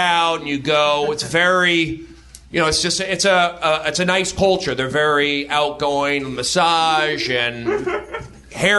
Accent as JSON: {"language": "English", "town": "Los Angeles", "region": "California", "country": "United States", "tie": "born or raised there", "also_born_or_lived": "New York City / Seattle", "said": "I grew up here in Los Angeles"}